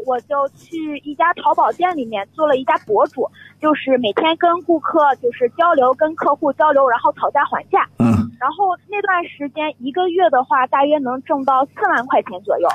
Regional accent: Shandong, China; 我是山东人

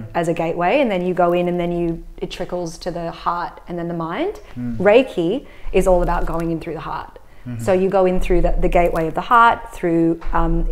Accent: Sydney, New South Wales, Australia; also born or lived in Hong Kong; I grew up in Hong Kong till I was 8, and then Sydney in Bondi for the rest of the time.

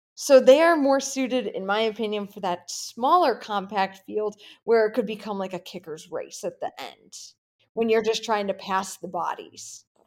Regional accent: Midwest, United States; I'm not from the Southeast area. I'm Midwest born and raised

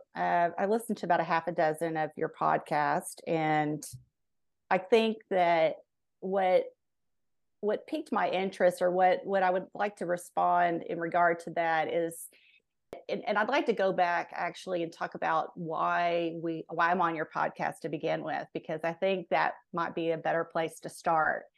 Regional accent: Fort Worth, Texas, United States; I grew up in Fort Worth, Texas

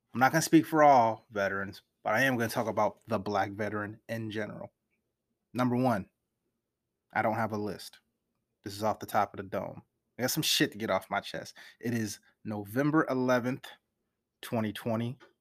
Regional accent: United States; I'm from America

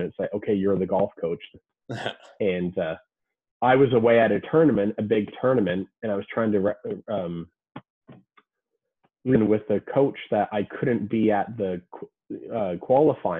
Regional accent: Canada; as a Canadian

